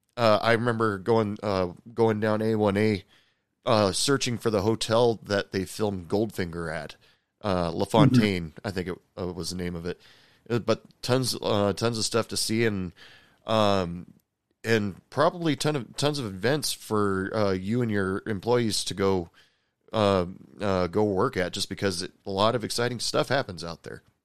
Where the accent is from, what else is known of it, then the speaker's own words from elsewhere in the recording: Oregon, United States; I grew up in Oregon and the Pacific Ocean